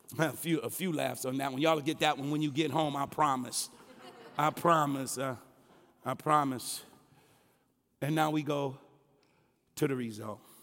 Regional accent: Detroit, Michigan, United States; I'm from Hockeytown, U S

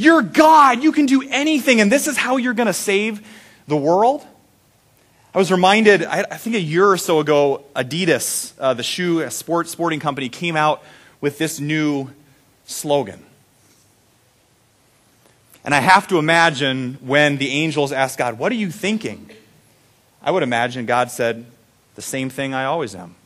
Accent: Randall, Iowa, United States; The big new tourist attraction when I was growing up in Randall was the Coke machine on Main Street.

